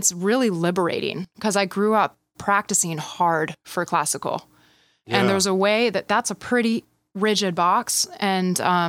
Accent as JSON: {"language": "English", "town": "Midland", "region": "Michigan", "country": "United States", "tie": "born or raised there", "lives_now": "California, United States", "said": "It was intense a bit. It's a small town."}